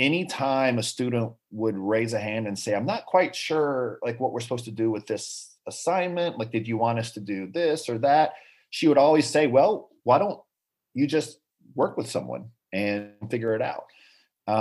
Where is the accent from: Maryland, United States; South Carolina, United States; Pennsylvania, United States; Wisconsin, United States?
South Carolina, United States; Rock Hill; moved away as an adult; also born or lived in Charleston, South Carolina; now in Memphis, United States; I'm from a town called Rock Hill, which is just south of Charlotte. Yeah. So I grew up there.